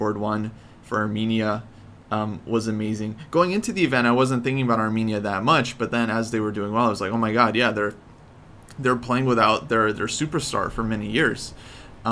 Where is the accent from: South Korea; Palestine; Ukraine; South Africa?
Ukraine; now in United States; Ukraine, of course. Being my home country